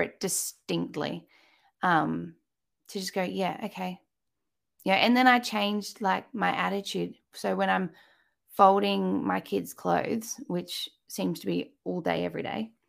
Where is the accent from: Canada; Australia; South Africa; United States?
Australia; accent: Australian; by my accent, you can tell I am in Australia